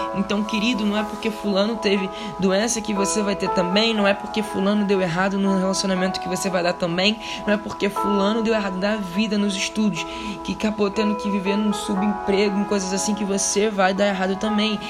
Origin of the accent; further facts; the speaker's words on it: Rio de Janeiro, Brazil; eu moro e eu cresci numa das maiores favelas, maiores comunidades do Rio de Janeiro, vulgo complexo do alemão